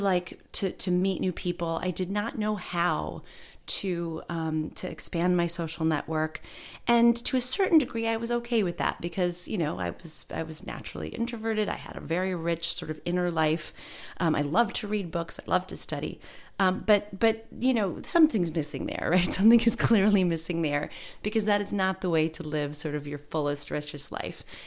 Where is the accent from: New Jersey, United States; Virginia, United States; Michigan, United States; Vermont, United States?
Michigan, United States; moved away as an adult; also born or lived in New York; I moved from Michigan to go to N Y U and I attended college